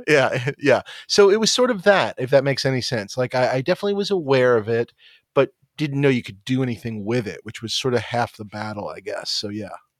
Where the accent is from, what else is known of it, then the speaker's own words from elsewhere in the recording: New York City, New York, United States; growing up in New York City